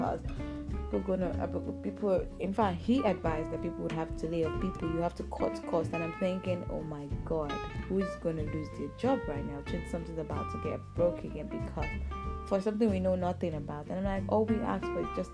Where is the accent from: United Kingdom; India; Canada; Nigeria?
Nigeria; I'm based in Nigeria. I'm a Nigerian.